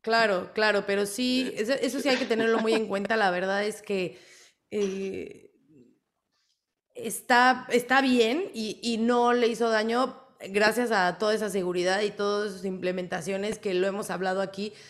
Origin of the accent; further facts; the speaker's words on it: Mexico; fan mexicana